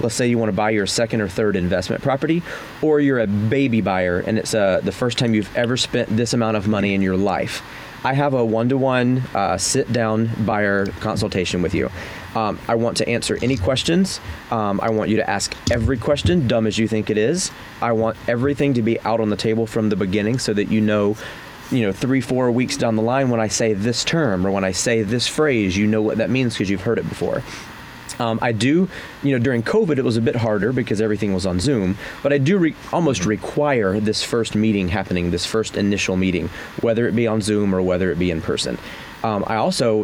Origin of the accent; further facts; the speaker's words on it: South Carolina, United States; moved away as an adult; now in Chicago, United States; I'm actually from South Carolina